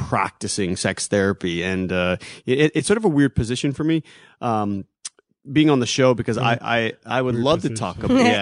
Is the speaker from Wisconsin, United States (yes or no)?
no; Ohio, United States; moved away as an adult; also born or lived in Honolulu, Hawaii; now in California, United States; My mom moved me with her to Ohio